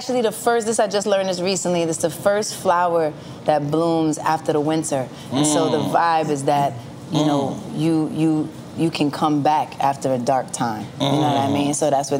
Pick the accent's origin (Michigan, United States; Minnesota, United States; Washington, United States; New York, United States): New York, United States; New York City; also born or lived in Harlem / Rosedale, Queens; born in Hell's Kitchen is okay. Right, and raised in Hell's Kitchen and also Harlem.